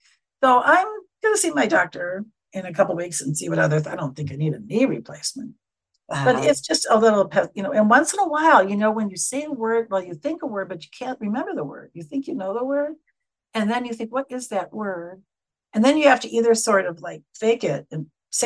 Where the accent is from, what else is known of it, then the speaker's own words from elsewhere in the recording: Wisconsin, United States; accent: very nasal; moved away as an adult; When I came out here in 95 and I'd start talking, they say, where are you from? I'd say, Wisconsin